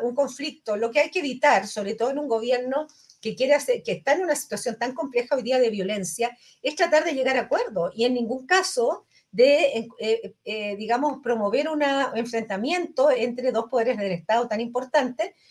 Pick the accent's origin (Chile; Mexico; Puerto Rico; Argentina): Chile; todos somos chilenos